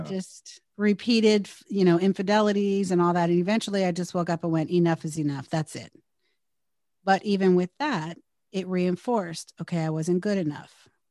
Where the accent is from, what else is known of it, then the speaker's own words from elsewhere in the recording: Bay Area / Southern California, United States; we relocated five hundred miles away from the Bay Area to Southern California when my stepdad got a new job